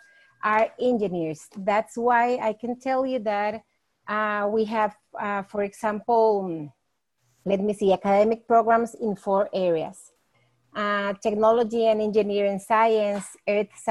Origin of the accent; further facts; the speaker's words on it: Costa Rica; I am from Costa Rica